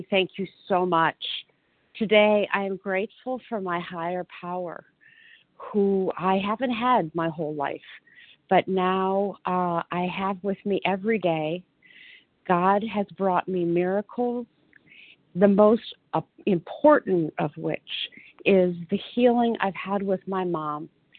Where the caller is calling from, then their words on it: Detroit, Michigan, United States; Yes, I am here from Detroit, Michigan.